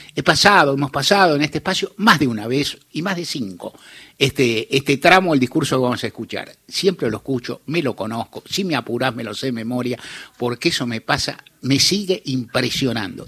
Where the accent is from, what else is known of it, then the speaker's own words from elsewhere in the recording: Argentina; algunos argentinos, muchos, que éramos jóvenes todavía